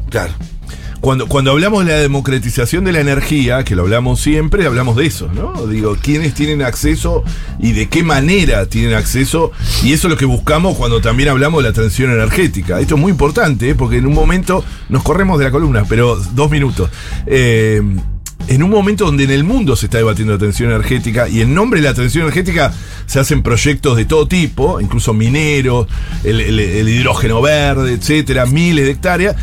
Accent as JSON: {"language": "Spanish", "region": "Buenos Aires", "country": "Argentina", "said": "nosotros, los porteños o quienes no somos de Mendoza"}